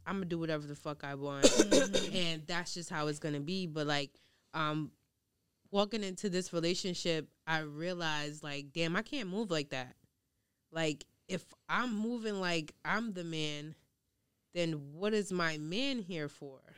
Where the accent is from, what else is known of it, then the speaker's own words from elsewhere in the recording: New York City, New York, United States; also born or lived in Long Island; growing up in Queens and then going to like Long Island